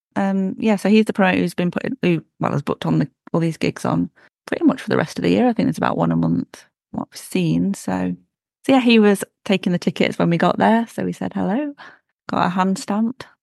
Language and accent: English; United Kingdom; we're British